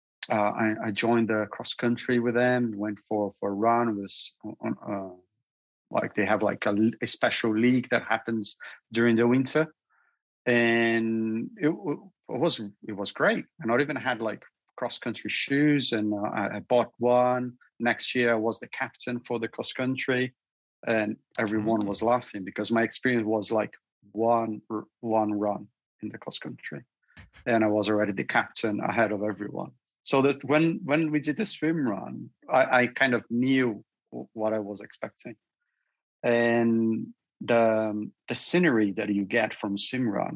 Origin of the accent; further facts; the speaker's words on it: Brazil; moved away as an adult; now in United Kingdom; I come from Brazil as well. And I come from a city